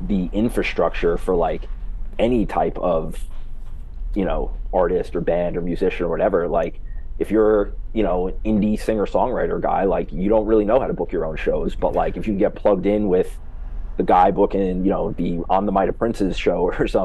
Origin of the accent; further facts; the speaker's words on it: Long Island, New York, United States; we are from New York, but more specifically Long Island